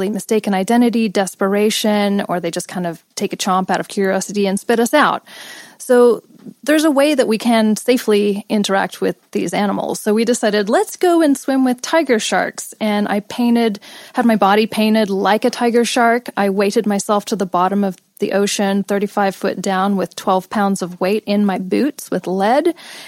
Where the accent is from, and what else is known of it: Los Angeles, California, United States; born or raised there; also born or lived in England / India / Australia